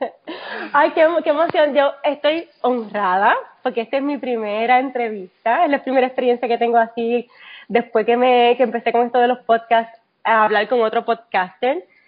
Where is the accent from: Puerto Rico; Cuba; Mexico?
Puerto Rico; moved away as an adult; now in Texas, United States; llegué aquí después del, del huracán María, como muchos puertorriqueños